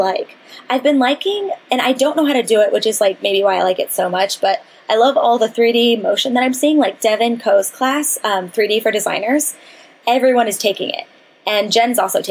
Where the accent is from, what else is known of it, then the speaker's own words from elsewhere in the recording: Kentucky, United States; we're from Kentucky